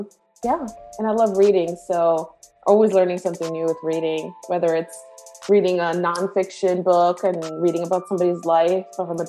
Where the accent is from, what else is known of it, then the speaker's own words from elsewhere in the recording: Rhode Island, United States; moved away as an adult; also born or lived in Bronx, New York; now in North Carolina, United States; I grew up from 3 to 18 in Rhode Island. So for better or for worse, Rhode Island is home.